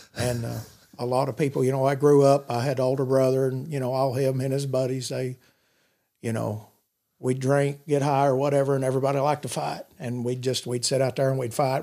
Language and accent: English; Madisonville, United States; I grew up in Madisonville all my life